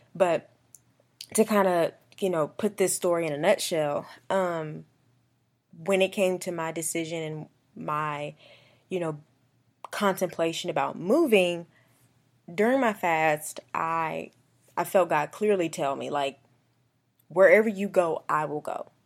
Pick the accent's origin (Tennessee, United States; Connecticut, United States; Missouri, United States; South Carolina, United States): South Carolina, United States; Columbia; moved away as an adult; also born or lived in Augusta, Georgia; now in Atlanta, United States; I just grew up there